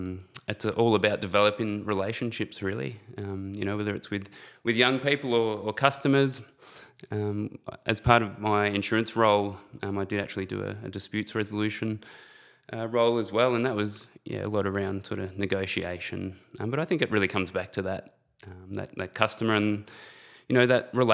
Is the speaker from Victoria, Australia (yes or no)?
yes; Shepparton, Victoria, Australia; So I'm actually originally from Shepparton. Grew up in a very loving and supportive family.